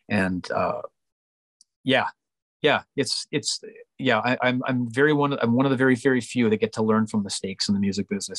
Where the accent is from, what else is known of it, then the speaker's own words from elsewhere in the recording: Canada; also born or lived in Vancouver, British Columbia; I'm a Canadian based in Vancouver, British Columbia, singing country music